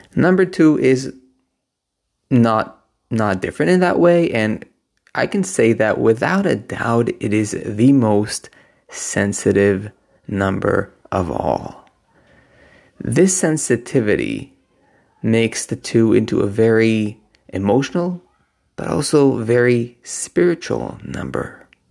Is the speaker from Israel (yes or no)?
yes; Israel; now in Berlin, Germany; I am right now visiting Israel, which is my home country.